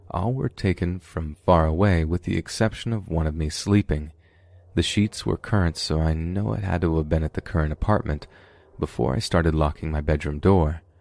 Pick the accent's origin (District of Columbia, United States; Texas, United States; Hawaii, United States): Texas, United States; moved away as an adult; now in New York, United States; I was born and raised in Texas, but had to move to New York when I was 21.